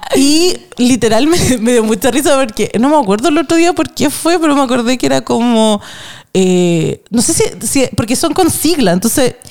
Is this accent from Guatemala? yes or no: no; Chile; una como chilena